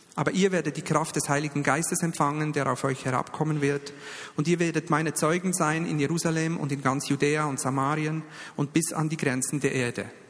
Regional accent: Bern, Switzerland; ich bin ja Berner und da geht es ein bisschen langsamer

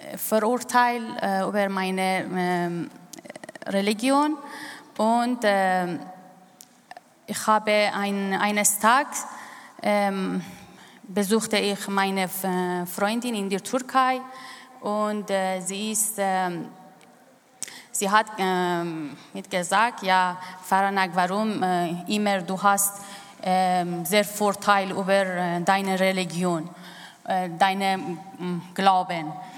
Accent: Iran; German is a second language; moved away as an adult; now in Switzerland; ich bin im Iran aufgewachsen

